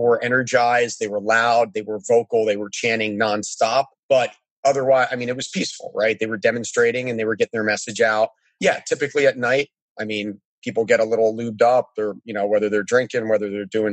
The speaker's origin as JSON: {"language": "English", "town": "Annapolis", "region": "Maryland", "country": "United States", "tie": "born or raised there", "said": "I grew up in Annapolis, Maryland, next to the Naval Academy."}